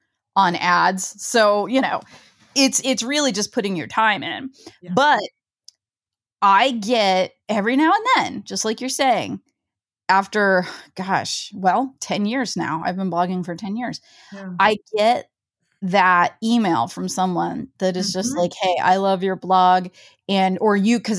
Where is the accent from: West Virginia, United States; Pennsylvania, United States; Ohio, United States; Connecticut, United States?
Ohio, United States; I'm from Ohio